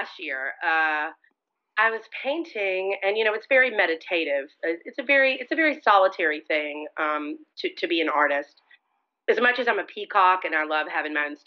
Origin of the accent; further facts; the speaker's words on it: Montgomery, Alabama, United States; now in New Orleans, United States; I grew up in Montgomery, Alabama